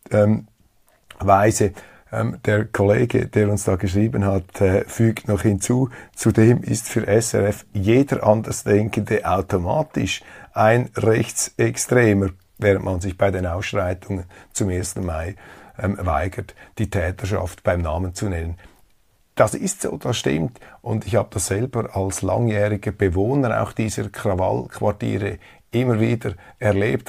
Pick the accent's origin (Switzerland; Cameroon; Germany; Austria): Switzerland; als Schweizer